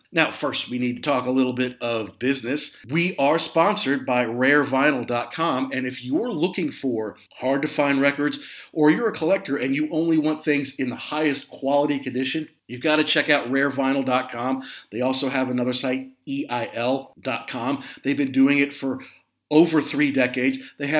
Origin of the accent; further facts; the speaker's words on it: Midwest, United States; also born or lived in Southeast United States; Now look, I grew up in the Midwest and in the Southeast